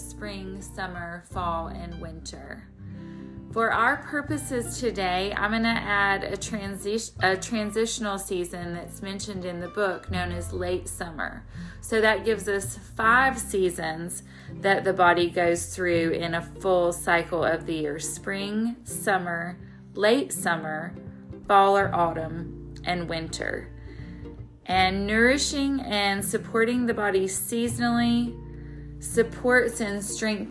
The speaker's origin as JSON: {"language": "English", "region": "the South", "country": "United States", "tie": "born or raised there", "said": "I live in the South, so our winter is short and for the most part mild, although being a Southerner from the day I was born"}